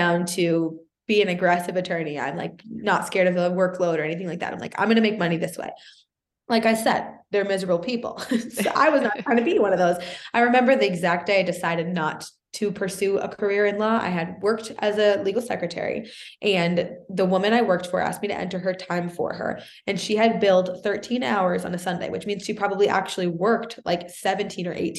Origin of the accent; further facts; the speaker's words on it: Boston, Massachusetts, United States; also born or lived in Canada; I'm from Boston